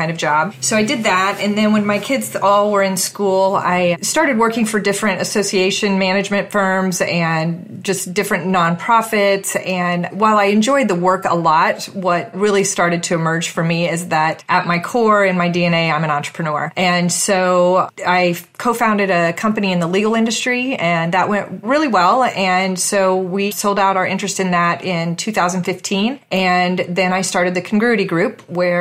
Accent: Evansville, Indiana, United States; moved away as an adult; now in Dayton, United States; I'm from a town at the very southern tip of Indiana called Evansville, Indiana. And I lived there until 1990 and moved to Dayton, Ohio

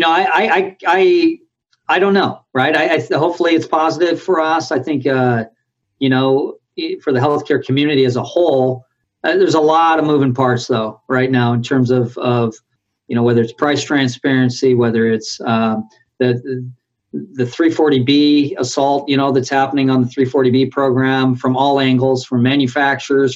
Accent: South Bay, California, United States; I grew up in the South Bay

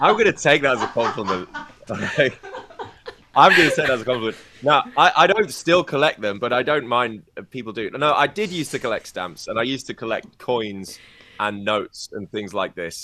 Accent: United Kingdom; moved away as an adult; now in China; my home country in the U K

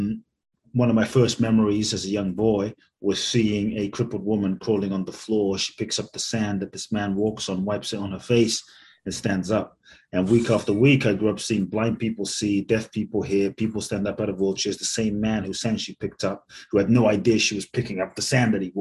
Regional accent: London, United Kingdom; also born or lived in Ghana / Mexico; now in United States; I was born in Ghana, West Africa. My father's from Ghana. My mother's Japanese. I grew up in London. I live in the US and partly Mexico

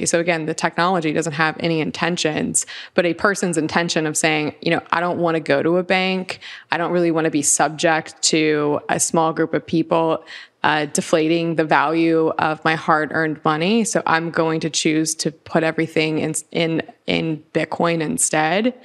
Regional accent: Lakeland, Florida, United States; We're in my home state. I grew up here in Florida. I'm from Lakeland, Florida, which is central Florida.

